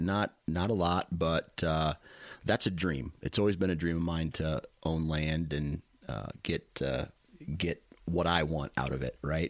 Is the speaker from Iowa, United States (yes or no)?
yes; Iowa, United States; I'm from Iowa